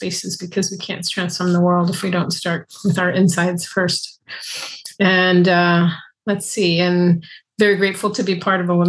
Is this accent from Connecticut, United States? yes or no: no; San Francisco Bay Area, California, United States; I was raised in the San Francisco Bay Area